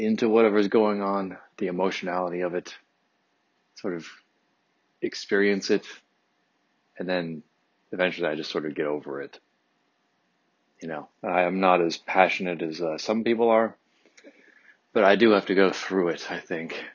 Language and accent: English; Detroit, Michigan, United States; I grew up 3 miles outside of Detroit proper, until I was 10